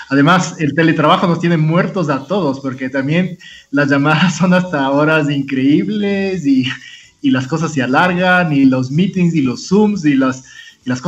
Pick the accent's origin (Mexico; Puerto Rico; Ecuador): Ecuador; como muchos ecuatorianos se me ha duplicado el trabajo